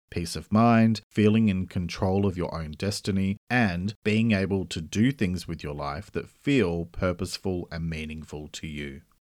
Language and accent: English; Australia; I'm an Australian writer and speaker